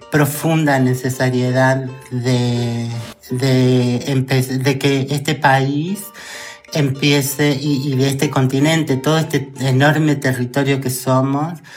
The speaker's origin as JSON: {"language": "Spanish", "country": "Argentina", "said": "bueno, pero las argentinas no dejamos que se pare en la esquina una peruana o una, una chilena y una cosa, y las maltratamos"}